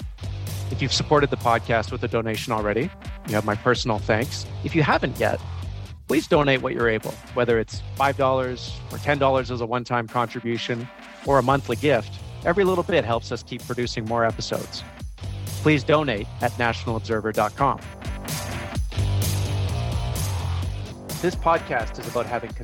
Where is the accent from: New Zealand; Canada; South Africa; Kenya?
Canada; Vancouver, British Columbia; moved away; also born or lived in Toronto; I was born and raised in Vancouver